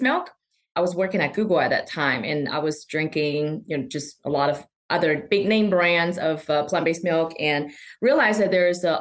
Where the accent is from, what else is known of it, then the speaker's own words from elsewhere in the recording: China; moved away; I grew up in China.